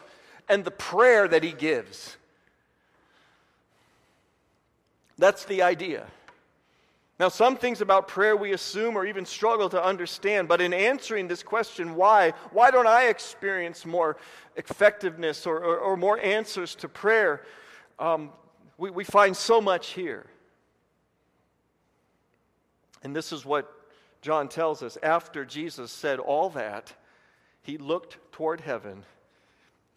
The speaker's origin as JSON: {"language": "English", "region": "Indiana", "country": "United States", "also_born_or_lived": "Dallas, Texas", "moved": "as an adult", "said": "I was from Indiana"}